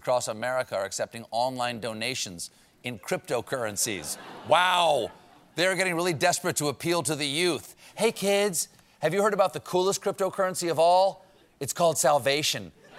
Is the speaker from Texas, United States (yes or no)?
no; New York City, New York, United States; As a New Yorker myself